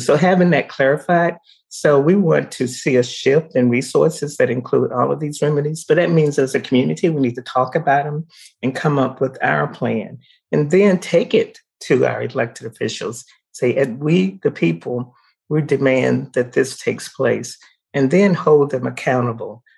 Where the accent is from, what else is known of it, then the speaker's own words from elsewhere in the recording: the South, United States; now in Colorado, United States; I grew up in the South during the times of segregation